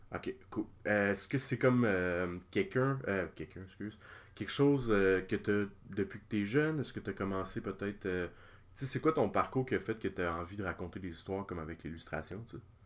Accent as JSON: {"language": "French", "area": "Lanaudière", "region": "Quebec", "country": "Canada", "said": "mon coin, la Naudière"}